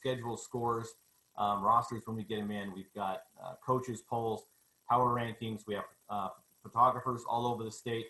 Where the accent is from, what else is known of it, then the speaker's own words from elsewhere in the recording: New Plymouth, Idaho, United States; I grew up in New Plymouth, graduated from New Plymouth